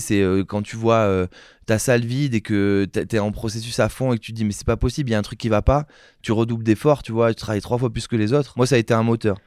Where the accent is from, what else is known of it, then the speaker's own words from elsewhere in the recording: Saint-Émilion, Nouvelle-Aquitaine, France; je viens de Saint-Émilion